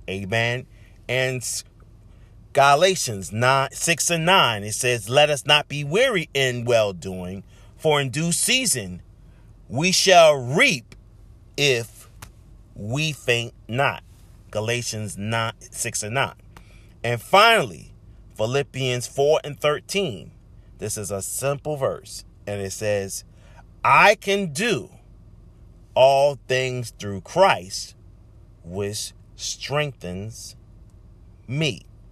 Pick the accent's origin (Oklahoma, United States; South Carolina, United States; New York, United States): South Carolina, United States; Charleston; my hometown of Charleston, South Carolina